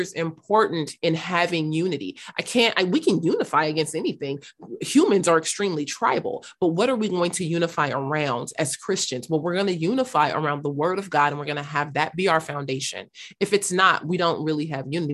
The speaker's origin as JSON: {"language": "English", "town": "Los Angeles", "region": "California", "country": "United States", "tie": "born or raised there", "also_born_or_lived": "North Hollywood / South Africa", "said": "I am originally from South Los Angeles, South Central Los Angeles"}